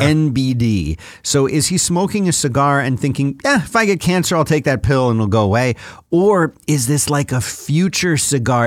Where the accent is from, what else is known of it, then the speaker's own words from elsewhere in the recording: Philadelphia, Pennsylvania, United States; growing up in Philadelphia